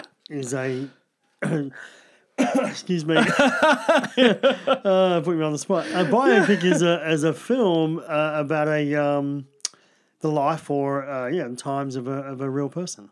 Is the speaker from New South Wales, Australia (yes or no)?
no; Australian Capital Territory, Australia; I'm from the Australian Capital Territory.